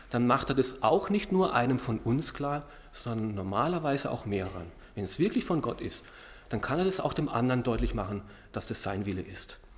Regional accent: Karlsruhe, Baden-Württemberg, Germany; wir werden, wenn wir in Deutschland sind, immer wieder in meiner Heimatstadt äh, bei meinen Eltern unterkommen, in Karlsruhe sein.

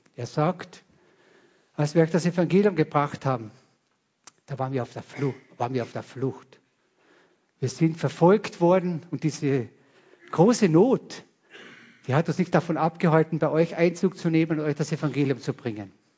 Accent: Carinthia, Austria; ich bin ein Kärntner

